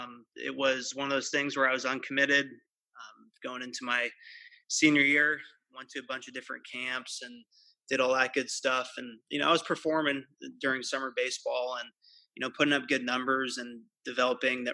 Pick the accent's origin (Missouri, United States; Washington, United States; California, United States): California, United States; Pleasanton; grew up in the San Francisco Bay Area, in the East Bay. I'm from Pleasanton. I live here currently